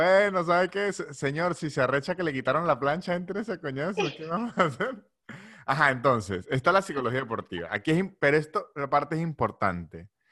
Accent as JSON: {"language": "Spanish", "town": "San Cristóbal", "region": "Táchira", "country": "Venezuela", "said": "soy de San Cristóbal"}